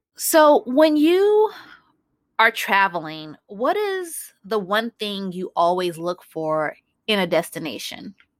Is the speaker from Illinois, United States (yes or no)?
yes; Chicago, Illinois, United States; now in Los Angeles, United States; And I live in Los Angeles, and I'm from Chicago